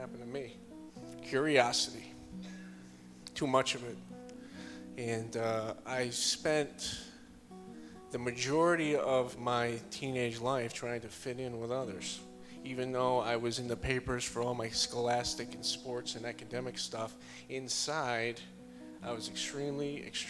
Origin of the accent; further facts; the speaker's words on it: Rotterdam, New York, United States; moved away; I'm from originally from Schenectady, New York, right outside of Albany, a small town called Rotterdam